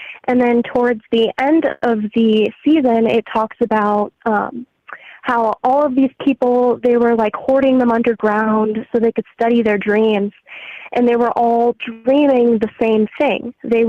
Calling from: St. Louis, Missouri, United States; calling from St. Louis, Missouri.

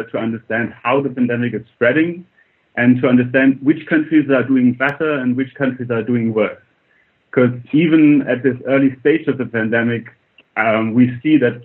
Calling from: Oxford, South East England, United Kingdom; calling from Oxford, where I'm a researcher here at the university

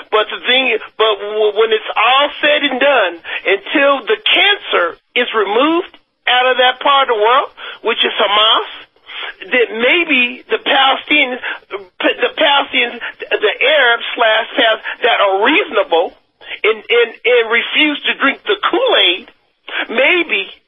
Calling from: Denver, Colorado, United States; … from

